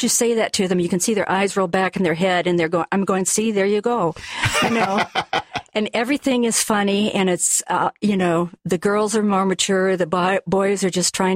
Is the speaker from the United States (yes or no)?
yes; Seattle, Washington, United States; I born and raised in Seattle